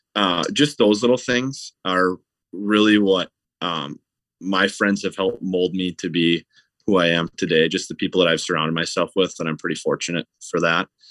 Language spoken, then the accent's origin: English; Stillwater, Minnesota, United States; I grew up in Stillwater, Minnesota, which is right on the Minnesota side of the St. Croix River